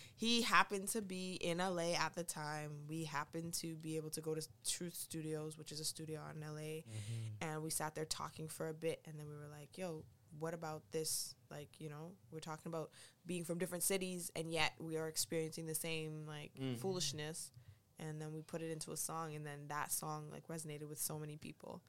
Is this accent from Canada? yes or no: yes; Toronto, Ontario, Canada; I grew up in Scarborough.